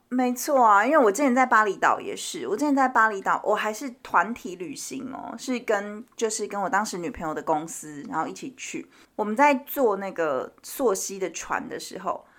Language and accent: Chinese; Taiwan; 我们是台湾人